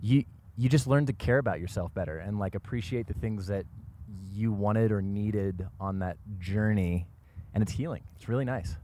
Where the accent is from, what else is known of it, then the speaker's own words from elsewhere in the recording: Washington, United States; now in Los Angeles, United States; I was born and raised in Washington State, and this just kind of feels like home to me